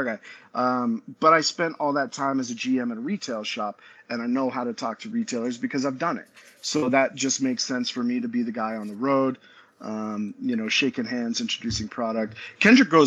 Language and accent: English; Utah, United States; I grew up in Utah.